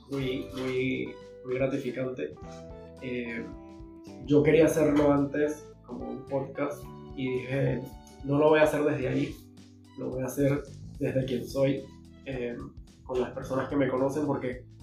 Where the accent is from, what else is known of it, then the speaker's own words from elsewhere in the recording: Venezuela; Y, y normalmente como venezolanos huimos a ese tipo de emociones.